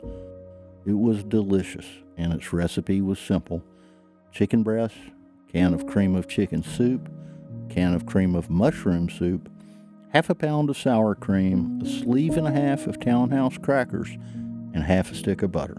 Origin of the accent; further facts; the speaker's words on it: Ellijay, Georgia, United States; moved away; I was up in the Appalachian foothills in my hometown of Ellijay